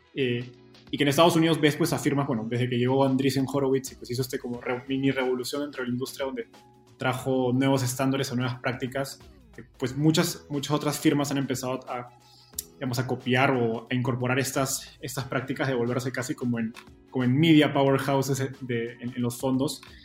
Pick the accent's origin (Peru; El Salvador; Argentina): Peru; moved away as an adult; now in Mexico; yo soy peruano